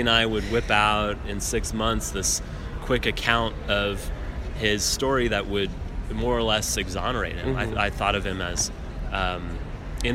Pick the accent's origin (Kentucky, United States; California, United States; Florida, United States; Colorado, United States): Colorado, United States; Denver; my cousin Alex Blum, who I grew up with in Denver, Colorado